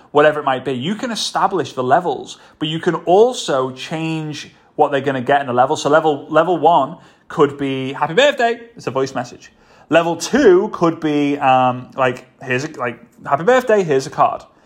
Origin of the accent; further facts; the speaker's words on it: Liverpool, North West England, United Kingdom; moved away as an adult; also born or lived in Varna, Bulgaria; now in Dubai, United Arab Emirates; Liverpool, my hometown